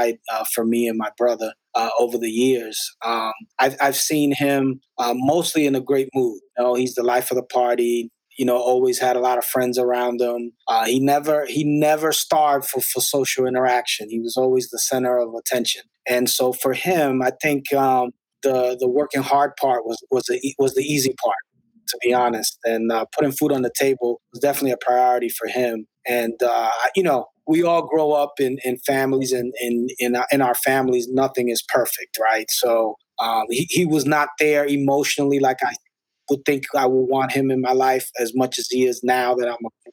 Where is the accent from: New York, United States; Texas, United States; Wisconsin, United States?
New York, United States; New York City; also born or lived in Spanish Harlem; I grew up in the Upper West Side in Washington Heights.